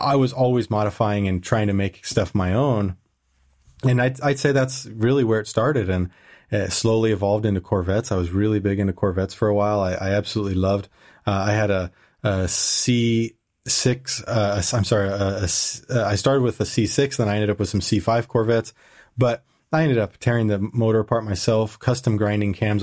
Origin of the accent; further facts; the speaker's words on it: California, United States; moved away as an adult; also born or lived in Indiana; now in Germany; I moved to California from Indiana, which that's a, a long story how I ended up in Indiana for a while. But I went back to California